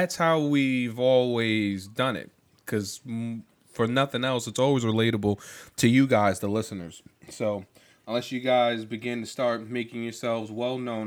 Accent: New York, United States; being a New Yorker

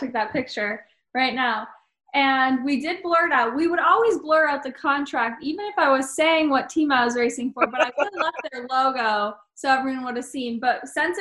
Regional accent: Wisconsin, United States; born or raised there

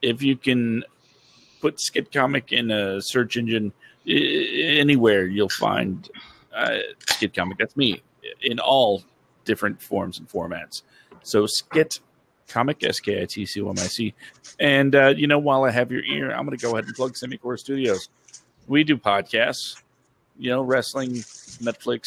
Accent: Texas, United States; now in Jacksonville, United States; I was born in Texas

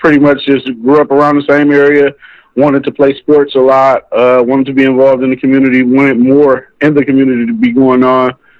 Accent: Cleveland, Ohio, United States; I grew up in Cleveland, Ohio, east side, St. Clair area. More so, Lakeshore area as well. Grew up in a church.

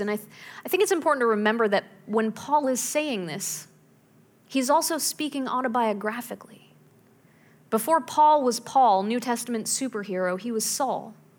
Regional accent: Pittsburgh, Pennsylvania, United States; When I was growing up in Pittsburgh

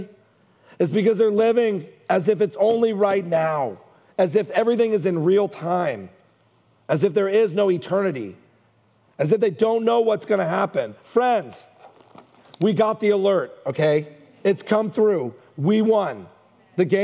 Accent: Hayward, California, United States; I grew up in Hayward

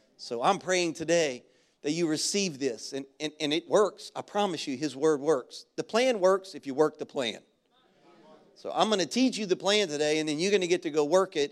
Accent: Baton Rouge, Louisiana, United States; moved away; our elementary school where I grew up in Baton Rouge.

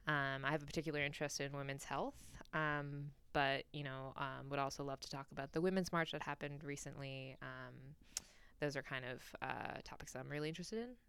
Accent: New York, United States; moved away as an adult; now in Washington, D.C., United States; I'm originally from New York, um, born to Chinese immigrants, um, and kinda grew up in New York my whole life and just recently moved out here.

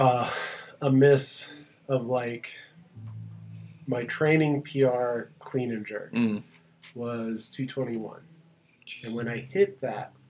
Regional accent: Virginia, United States; moved away; also born or lived in Chesapeake, Virginia; I'm from Virginia.

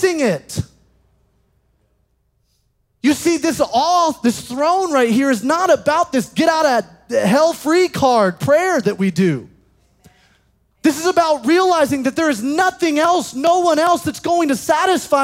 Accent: Alabama, United States; In the South, I grew up in Alabama

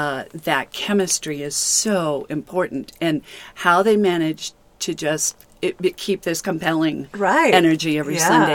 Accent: Albuquerque, New Mexico, United States; moved away as an adult; also born or lived in Encinitas, California; now in Joshua Tree, United States; Having been born and raised in Albuquerque, which is definitely high desert, 5,200 feet

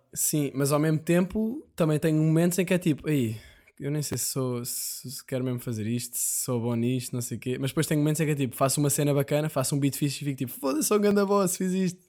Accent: Portugal; Somos portugueses

